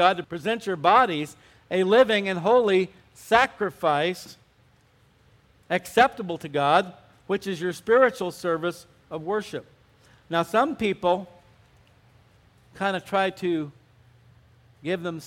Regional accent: Arizona, United States; moved away; also born or lived in Southern California; I grew up in Arizona

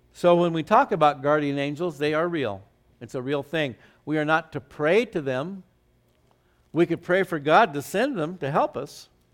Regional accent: Phoenix, Arizona, United States; when I grew up in Phoenix in the old days

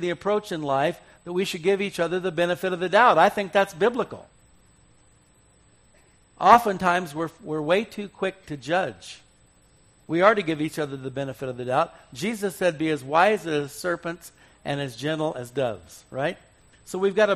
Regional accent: Arizona, United States; I grew up in Arizona

